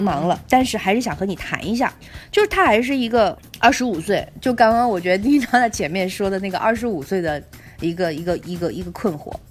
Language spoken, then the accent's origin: Chinese; Hefei, Anhui, China; moved away as an adult; also born or lived in Shanghai / Beijing / Shandong; 我合肥念的高中，上海念的大学， 然后在北京工作，啊，中间在山东工作过这个两年多